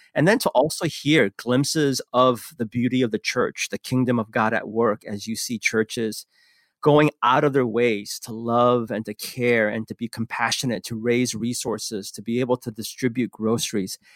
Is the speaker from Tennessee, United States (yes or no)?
no; San Francisco, California, United States; also born or lived in Seoul, South Korea; immigrated to the United States when I was six years old, grew up in San Francisco.